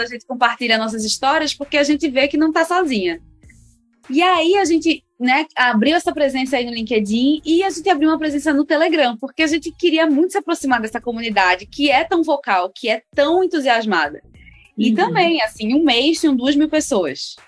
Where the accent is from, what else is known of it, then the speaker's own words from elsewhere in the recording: Recife, Pernambuco, Brazil; now in São Paulo, Brazil; sou de Pernambuco, é, de Recife.